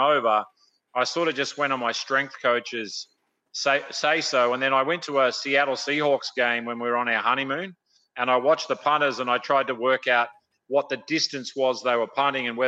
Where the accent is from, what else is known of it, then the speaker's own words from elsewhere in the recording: Australia; accent: Australian; moved away as an adult; also born or lived in Southern California; now in Tulsa, United States; It started as an Australian accent, and I've been here 30 years now, and I'm still stuck with it